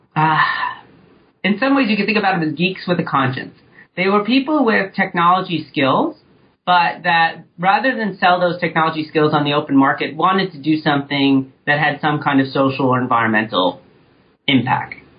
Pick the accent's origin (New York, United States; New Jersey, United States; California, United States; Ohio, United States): New York, United States; moved away as an adult; now in Chicago, United States; I grew up in New York